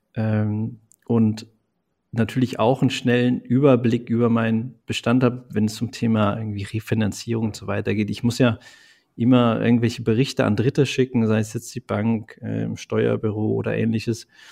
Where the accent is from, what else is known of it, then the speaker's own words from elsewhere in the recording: Eifel, Germany; Also gebürtig eigentlich komme ich aus der Eifel